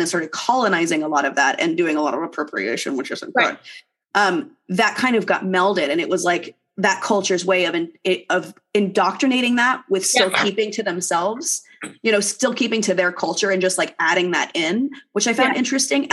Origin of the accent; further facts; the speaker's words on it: Southern California, United States; I grew up in Southern California